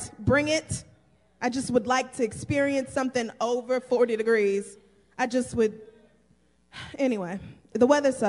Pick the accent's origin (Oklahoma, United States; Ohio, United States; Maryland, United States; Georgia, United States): Oklahoma, United States; now in New York, United States; I'm from Oklahoma. We get bad weather